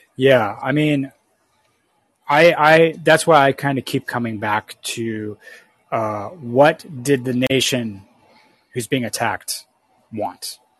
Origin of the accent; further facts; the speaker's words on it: Canada; I'm from Canada